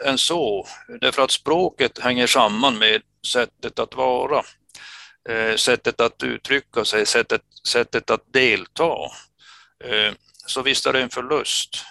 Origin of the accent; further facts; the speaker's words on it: Kiruna, Norrbotten County, Sweden; moved away as an adult; now in Luleå, Sweden; jag är uppväxt i Finsoppor